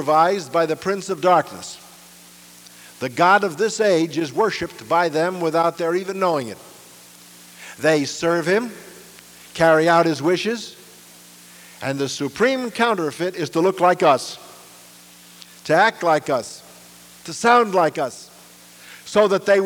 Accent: New York City, New York, United States; escape the ghetto where I was born in Brooklyn

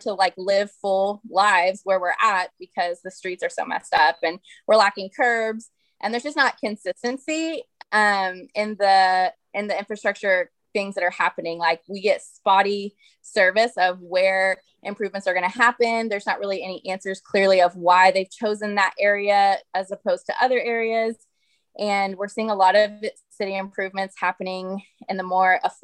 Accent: Oklahoma City, Oklahoma, United States; also born or lived in Tulsa, Oklahoma / Norman, Oklahoma / The Village, Oklahoma; And then I grew up in Southeast Oklahoma City.

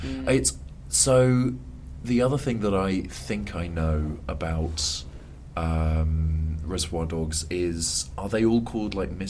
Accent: Brighton, South East England, United Kingdom; I'm just from Brighton.

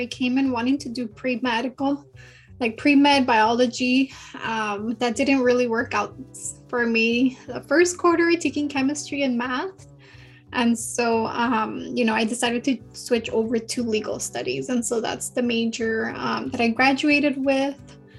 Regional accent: Los Angeles, California, United States; moved away as an adult; also born or lived in Santa Cruz, California; I am originally from, born and raised in South LA. My parents are immigrants. They immigrated from Mexico, from Durango, Mexico, and from Guatemala.

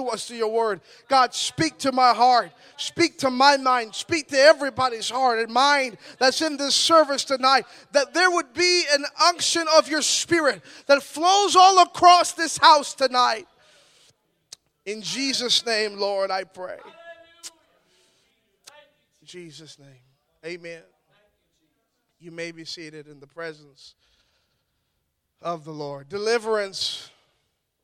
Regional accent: Ottawa, Ontario, Canada; I'm from Ottawa, Ontario

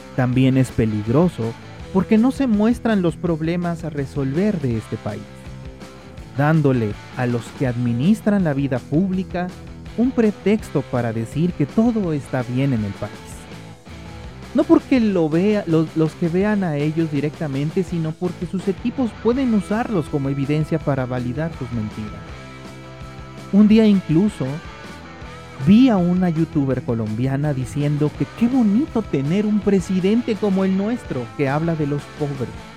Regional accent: Mexico

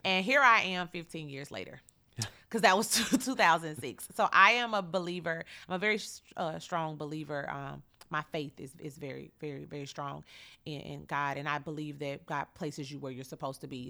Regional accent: Chattanooga, Tennessee, United States; born and raised here in Chattanooga

